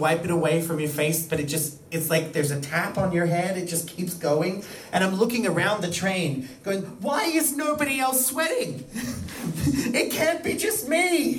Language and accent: English; Australia; moved away as an adult; now in Iceland; I was born in Australia. I lived in Australia my entire life until I left and moved to Europe.